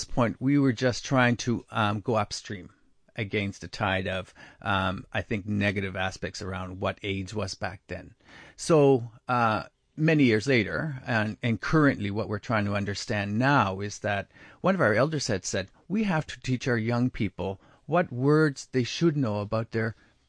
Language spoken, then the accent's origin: English; Canada; I grew up first in Neskazoni First Nation, where it's Mi'kmaq speaking.